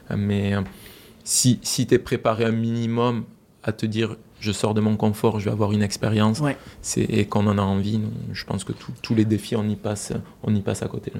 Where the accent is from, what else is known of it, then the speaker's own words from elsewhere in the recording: France; now in Quebec, Canada; nous en tant que Français